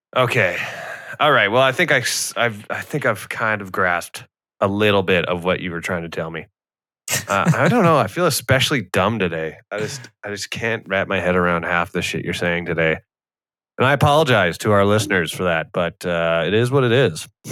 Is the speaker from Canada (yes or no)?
yes; Canada; I am Canadian.